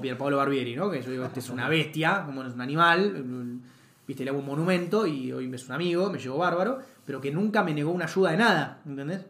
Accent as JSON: {"language": "Spanish", "country": "Argentina"}